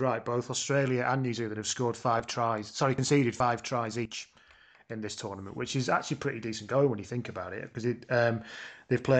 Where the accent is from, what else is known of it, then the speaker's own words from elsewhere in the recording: United Kingdom; Speaking as a British person